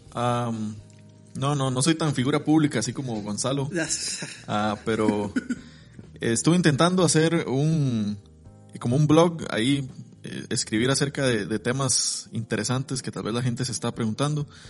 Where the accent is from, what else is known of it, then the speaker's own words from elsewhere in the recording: Costa Rica; soy tico, de, pura cepa, como se dice